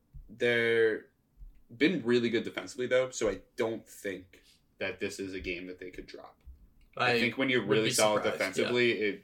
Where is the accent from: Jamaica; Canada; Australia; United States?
United States; Baltimore, Maryland; I'm from Baltimore.